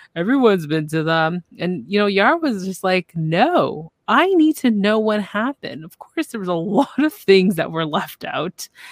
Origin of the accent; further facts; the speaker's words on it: Canada; I'm from Canada